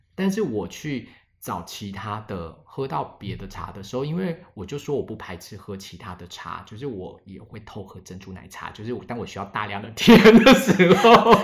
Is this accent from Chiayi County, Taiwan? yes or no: yes; Alishan, Chiayi County, Taiwan; 阿里山我们这边的一个，比如说原住民的民族是周族